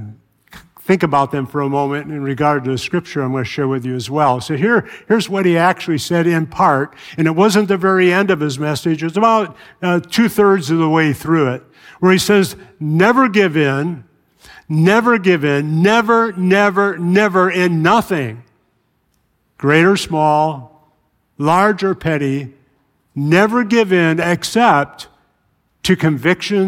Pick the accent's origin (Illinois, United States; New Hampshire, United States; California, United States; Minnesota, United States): Illinois, United States; Chicago; moved away; I grew up in Chicago